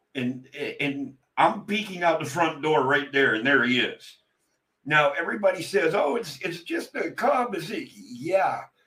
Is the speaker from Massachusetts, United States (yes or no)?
no; Pennsylvania, United States; I was born and raised in Pennsylvania